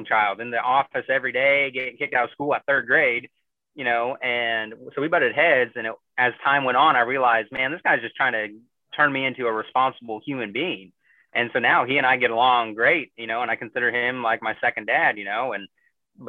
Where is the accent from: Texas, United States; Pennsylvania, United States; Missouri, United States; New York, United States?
Missouri, United States; moved away as an adult; now in Chicago, United States; I grew up in, you know, the rural Missouri